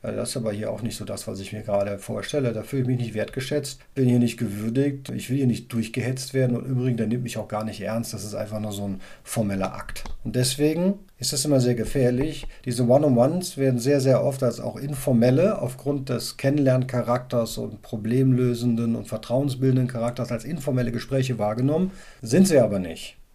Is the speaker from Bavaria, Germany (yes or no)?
no; Cologne, North Rhine-Westphalia, Germany; Also ich komme aus Köln und in Köln ist es natürlich alles ein bisschen salopper und alles ein bisschen, ja, bodenständiger und nicht ganz so gewienert.